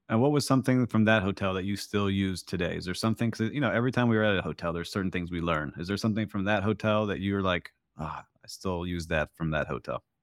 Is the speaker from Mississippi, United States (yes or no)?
no; Miami Beach, Florida, United States; my hometown of Miami Beach